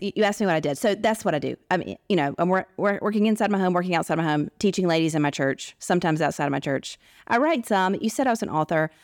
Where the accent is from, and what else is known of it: United States; born or raised there; moved away as an adult; also born or lived in Washington, D.C.; now in Arabian Peninsula